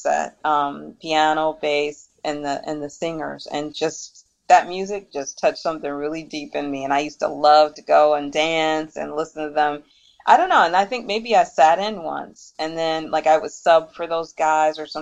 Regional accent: Detroit, Michigan, United States; moved away; also born or lived in New York; growing up in Detroit, there were so many cultures that migrated to Detroit

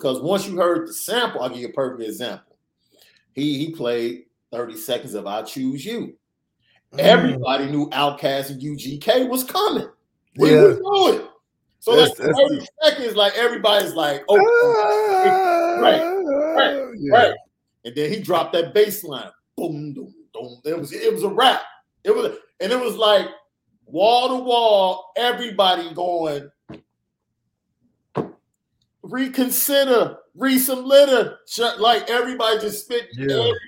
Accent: Chicago, Illinois, United States; I'm from Chicago

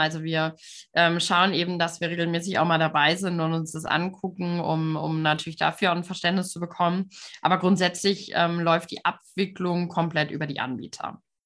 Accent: Frankfurt, Hesse, Germany; moved away as an adult; also born or lived in Münsterland; ich bin auch aufgewachsen hier in der Frankfurter Region

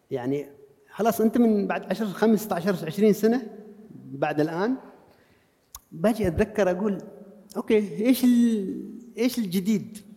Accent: Sanaa, Amanat Al Asimah, Yemen; أنا واحد جاي من عمان من صنعاء

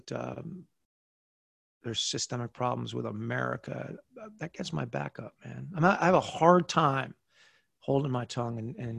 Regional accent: United States; I used to wake up in the morning and have this moment of feeling that I was so blessed to be an American, to wake up as an American.

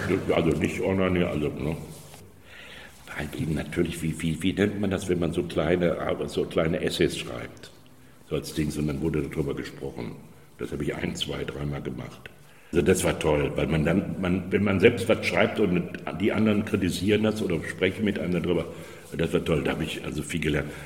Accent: Germany; moved away; also born or lived in Düsseldorf; ich bin ja in Hessen Stadtwald groß geworden

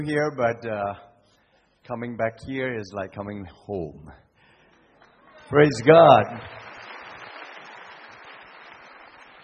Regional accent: Singapore; I come from Singapore

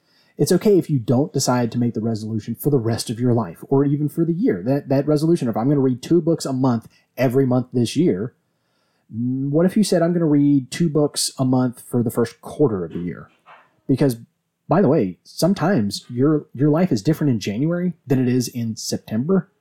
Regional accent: Virginia, United States; we're from Virginia, where we drink our tea sweet.

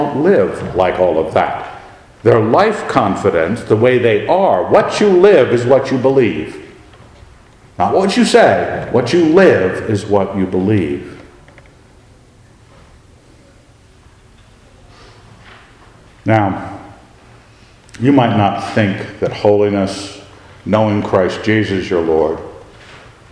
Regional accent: Scotland, United Kingdom; I am a Scot.

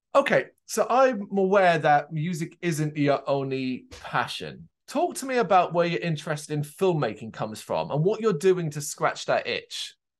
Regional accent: Ireland; I am, uh, Irish born. That is my home country

